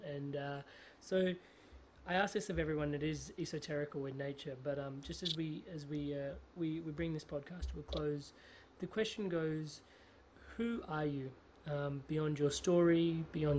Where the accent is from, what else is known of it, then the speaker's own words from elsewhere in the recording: Australia; growing up in Australia